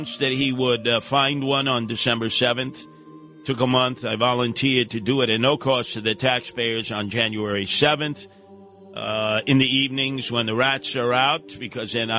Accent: New York City, New York, United States; where I was raised in Canarsie on Pennsylvania Avenue in Flatlands

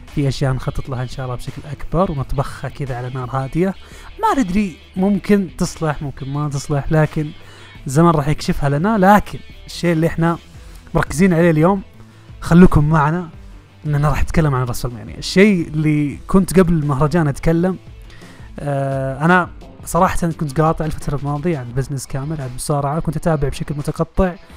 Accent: Saudi Arabia; احنا كمشجعين سعوديين وعرب وخليجيين متواجدين في المنطقه

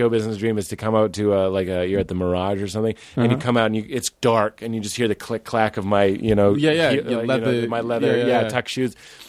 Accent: Boston, Massachusetts, United States; moved away as an adult; also born or lived in Chicago; I lived in Chicago. I'm from Boston. And I lived in Chicago for 3 years.

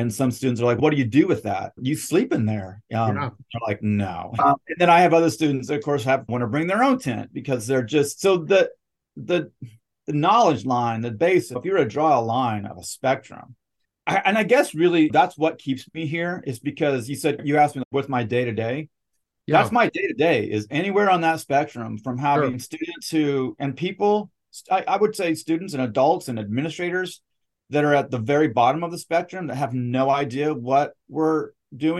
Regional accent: Northern Idaho, United States; also born or lived in Nez Perce Indian Reservation, Idaho; now in Cleveland, Mississippi, United States; I grew up in Northern Idaho

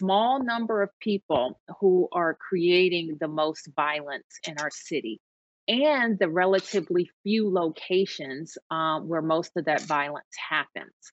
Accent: Washington, District of Columbia, United States; I'm just really proud um, to get to be the mayor of my hometown.

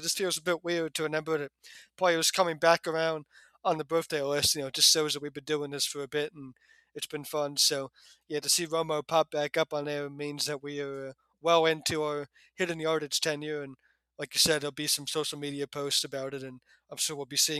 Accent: Neptune, New Jersey, United States; born there; Never lived there, it just happens to be where the hospital was. But yeah, I was born in Neptune, much like where Bill Hill is from, and that is clearly in the if you believe in central Jersey

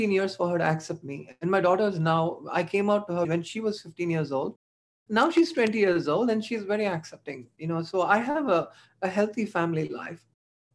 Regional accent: India; moved away; I was born in India. I suffered a lot in India

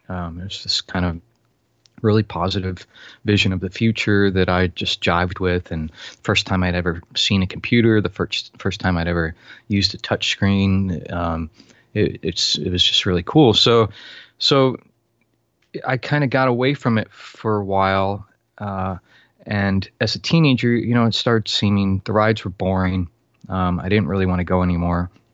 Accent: Florida, United States; I was born and raised in Florida

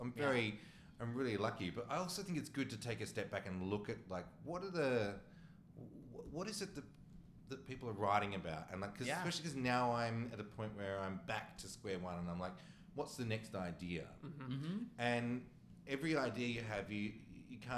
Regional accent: Australia; I, as an Australian

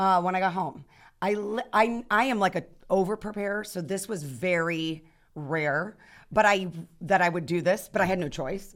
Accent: Youngstown, Ohio, United States; I'm from Youngstown, Ohio

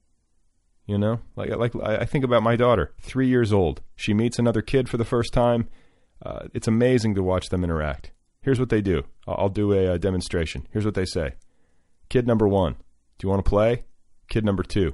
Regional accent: Indiana, United States; I grew up in Indiana

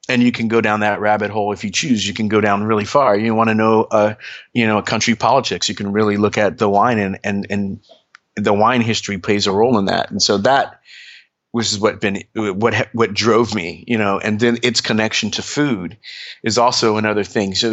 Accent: Trenton, New Jersey, United States; born there; I grew up kind of all over. I was born in Trenton, New Jersey and um, my mom was uh, in the army, and we kind of traveled all over. We lived overseas

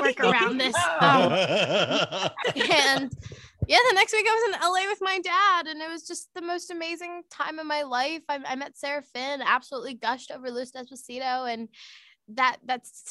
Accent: Markham, Ontario, Canada; I grew up in Markham, Ontario

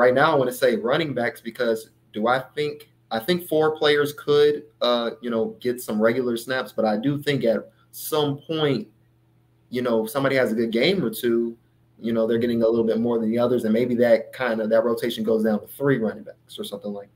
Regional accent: Manhattan, Kansas, United States; I was born in the Manhattan area, so I've kept up with K-State

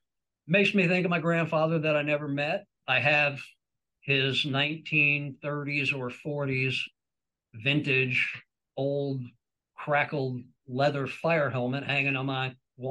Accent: New York, United States; Into the Fire has always had a special meaning for me growing up in New York.

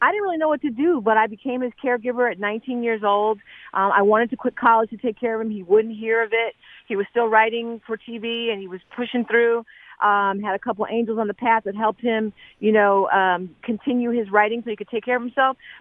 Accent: Philadelphia, Pennsylvania, United States; moved away; Everybody on my block in Philly

